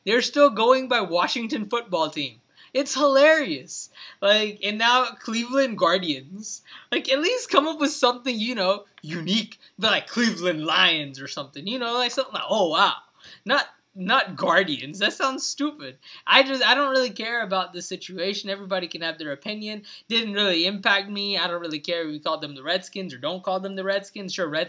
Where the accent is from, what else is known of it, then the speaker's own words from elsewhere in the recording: India; That's yeah, different. But I'm still an Indian.